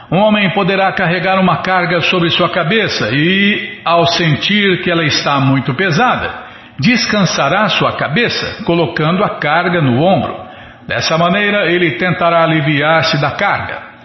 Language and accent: Portuguese; Ribeirão Preto, São Paulo, Brazil; moved away; Em Ribeirão não tinha disso, não. Na minha cidade, na minha terra natal